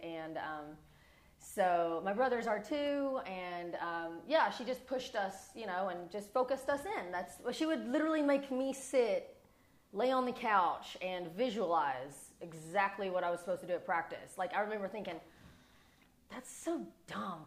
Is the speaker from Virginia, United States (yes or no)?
no; Morehead, Kentucky, United States; moved away as an adult; also born or lived in Georgia; now in Las Vegas, United States; growing up in Kentucky